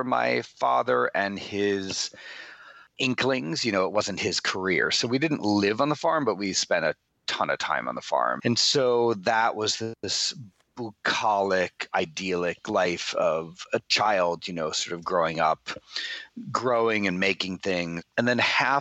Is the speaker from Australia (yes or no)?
no; Bayport, New York, United States; moved away as an adult; also born or lived in Manhattan / New Orleans; now in Los Angeles, United States; grew up in this little seafaring town on Long Island on the South Shore called Bayport